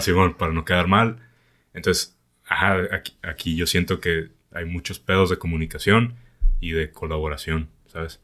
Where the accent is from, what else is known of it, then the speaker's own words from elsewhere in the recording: Mexico; yo soy el mexicano